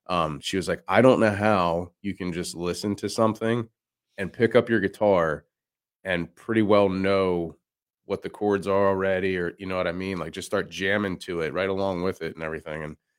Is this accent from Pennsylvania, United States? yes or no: yes; Pennsylvania, United States; I grew up in Central PA